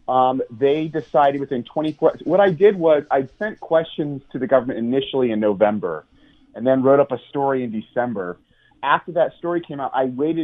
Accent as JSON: {"language": "English", "country": "United States", "accent": "American", "moved": "yes", "lives_now": "Spain", "said": "I'm an American, as you can tell from my accent. I'm American, yeah. And I'm living in Spain."}